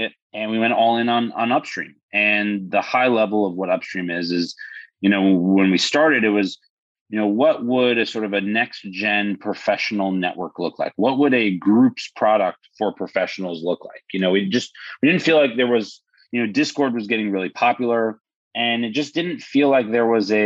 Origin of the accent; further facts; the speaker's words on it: New York City, New York, United States; now in Florida, United States; Born and raised in New York City